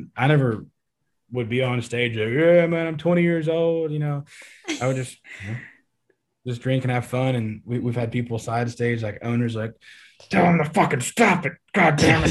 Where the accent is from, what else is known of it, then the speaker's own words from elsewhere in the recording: East Texas, United States; Growing up in Texas, you know, like I said, born and raised East Texas boy